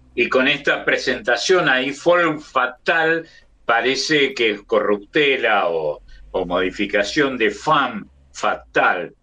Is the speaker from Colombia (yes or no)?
no; Argentina; crecer como tantos argentinos de mi edad